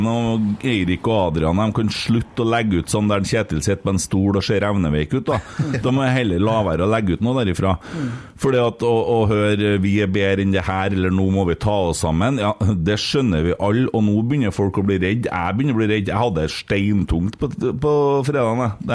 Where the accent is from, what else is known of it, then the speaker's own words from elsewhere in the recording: Lofoten, Nordland, Norway; Jeg er fra Lofoten. … fra Lofoten.